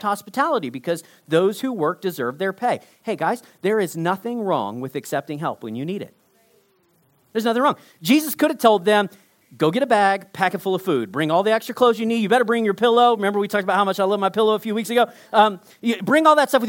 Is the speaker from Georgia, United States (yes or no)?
no; Texas, United States; I grew up in Texas